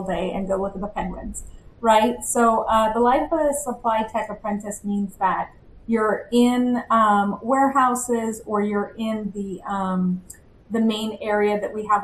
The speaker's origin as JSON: {"language": "English", "town": "Bakersfield", "region": "California", "country": "United States", "also_born_or_lived": "Angola", "moved": "as an adult", "said": "I'm from Bakersfield, California"}